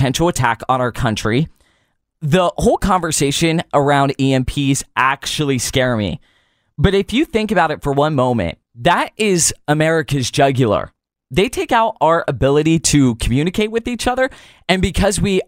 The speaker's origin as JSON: {"language": "English", "town": "Pittsburgh", "region": "Pennsylvania", "country": "United States", "tie": "born or raised there", "said": "Growing up in Pittsburgh, Pennsylvania, and my dad was a pastor"}